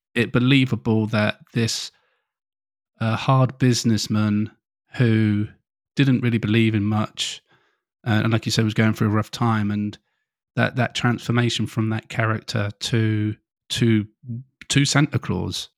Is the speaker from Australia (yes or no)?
no; England, United Kingdom; being an English person